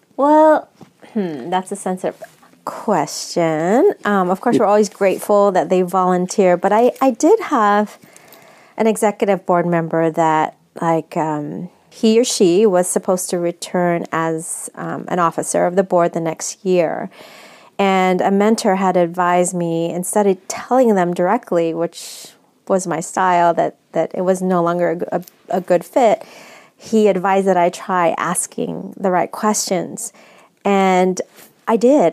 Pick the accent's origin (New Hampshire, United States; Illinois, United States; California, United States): California, United States; San Francisco; I'm actually born and raised in San Francisco, but my background, I'm my family's from the Philippines.